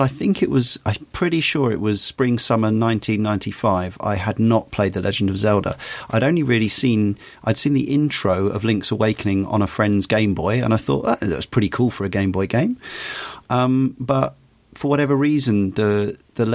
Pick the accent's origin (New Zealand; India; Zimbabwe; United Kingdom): United Kingdom; I'm coming as a British kid who came, young adult by this point